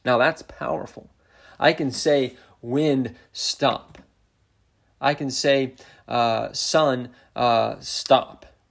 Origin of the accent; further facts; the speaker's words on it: Montana, United States; also born or lived in central Indiana; now in Indiana, United States; I grew up in Montana, um, living on a ranch